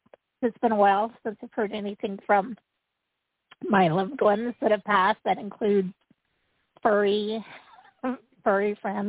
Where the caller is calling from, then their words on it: Utah, United States; Hello. And I'm calling from Utah.